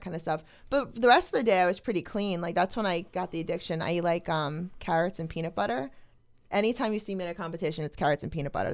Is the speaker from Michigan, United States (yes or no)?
no; Toms River, New Jersey, United States; I'm from New Jersey, Tom's River, New Jersey